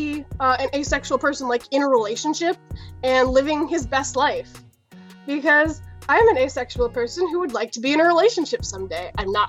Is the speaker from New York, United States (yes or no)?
yes; Long Island, New York, United States; I'm from Long Island, New York.